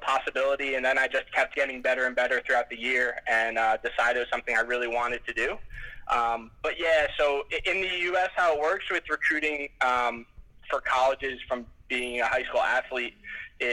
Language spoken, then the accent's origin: English; New Jersey, United States; I grew up in the States and in New Jersey, kind of by the ocean